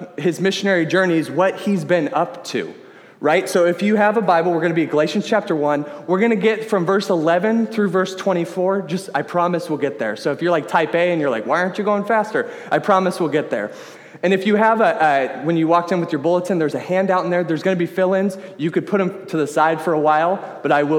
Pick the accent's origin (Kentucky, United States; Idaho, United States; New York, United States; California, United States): California, United States; Sacramento; I am from the Sacramento area.